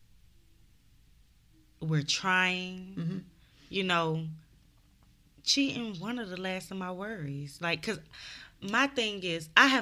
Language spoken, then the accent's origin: English; Mobile, Alabama, United States; I'm from Mobile